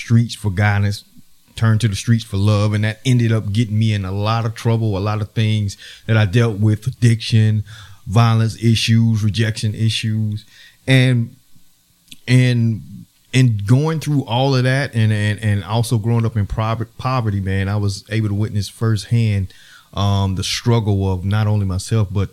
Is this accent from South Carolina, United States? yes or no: yes; Spartanburg, South Carolina, United States; I'm from Spartanburg, South Carolina